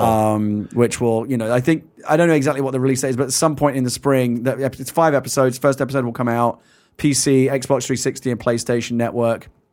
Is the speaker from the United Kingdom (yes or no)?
yes; England, United Kingdom; now in United States; as an Englishman